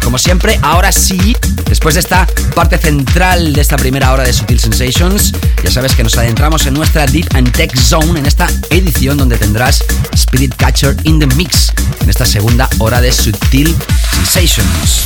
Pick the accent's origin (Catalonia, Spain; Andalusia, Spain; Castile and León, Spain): Catalonia, Spain; Barcelona; en la ciudad donde yo nací